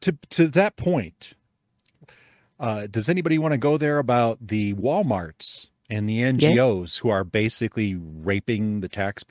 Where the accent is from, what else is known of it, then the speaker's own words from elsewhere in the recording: Calumet City, Illinois, United States; Chicago. Yeah. Mm-hmm. Calumet City, Illinois, same place that the Blues Brothers are from.